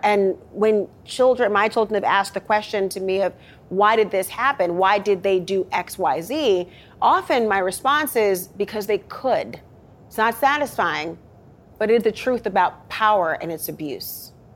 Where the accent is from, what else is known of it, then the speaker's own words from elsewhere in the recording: Minnesota, United States; moved away; my home state of Minnesota